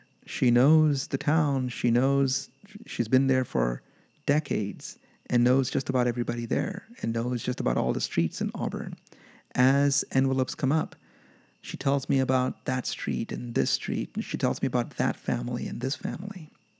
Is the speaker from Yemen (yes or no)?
yes; Yemen; about growing up in Yemen in a military dictatorship where I was just simply not allowed to vote because I was not Yemeni